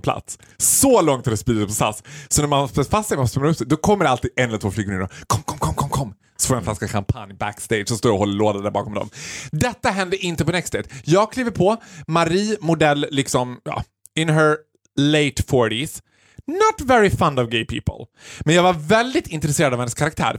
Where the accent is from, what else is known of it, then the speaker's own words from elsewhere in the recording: Sweden; vi som svenskar